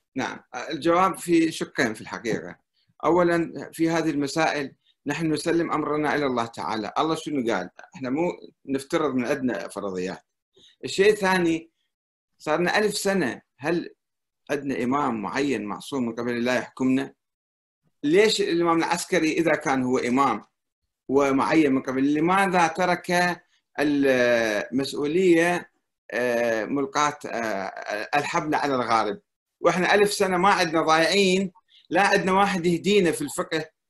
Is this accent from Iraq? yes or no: yes; Iraq; انا كعراقي